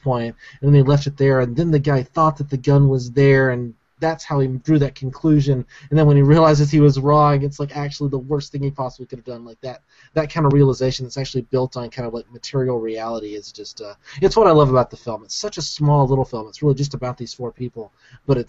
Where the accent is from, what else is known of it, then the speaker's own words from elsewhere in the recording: Alabama, United States; I grew up in Alabama.